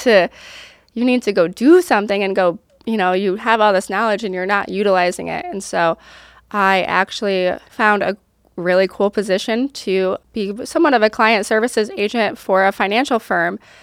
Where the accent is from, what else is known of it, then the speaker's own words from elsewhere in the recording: Rochester, New York, United States; moved away as an adult; I grew up in upstate New York